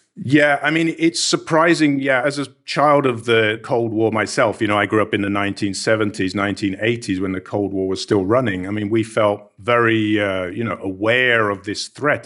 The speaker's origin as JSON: {"language": "English", "country": "United Kingdom", "tie": "born or raised there", "said": "I was growing up in Britain"}